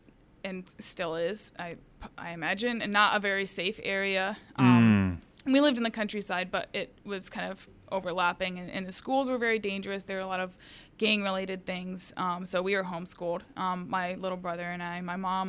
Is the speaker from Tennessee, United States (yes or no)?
yes; Oakland, Tennessee, United States; So I was born just outside of Memphis, Tennessee, in Oakland. I grew up on a 7-acre llama farm.